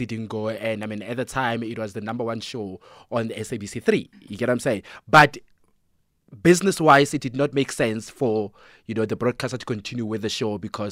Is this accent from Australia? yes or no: no; North West, South Africa; as a kid growing up in Northwest